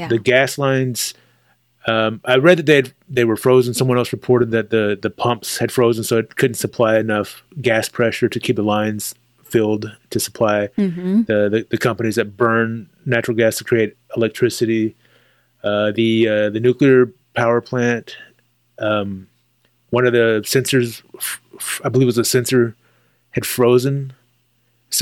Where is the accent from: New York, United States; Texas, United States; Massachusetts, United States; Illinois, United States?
Texas, United States; as a Texan